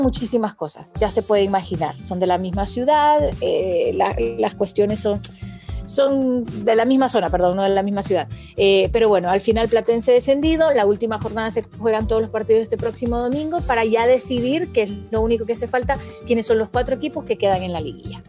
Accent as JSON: {"language": "Spanish", "country": "Honduras"}